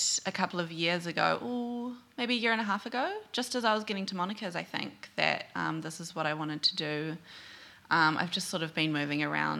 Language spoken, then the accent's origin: English; New Zealand; accent: New Zealand; Hello, my New Zealand accent.